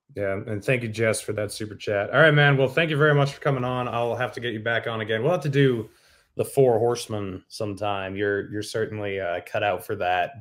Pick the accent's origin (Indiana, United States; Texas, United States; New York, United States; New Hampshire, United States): New Hampshire, United States; now in Utah, United States; born and raised in New Hampshire